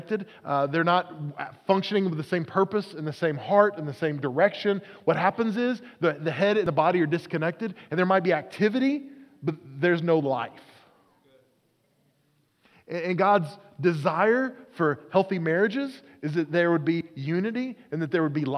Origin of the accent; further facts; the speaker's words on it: Oklahoma, United States; I grew up in Oklahoma.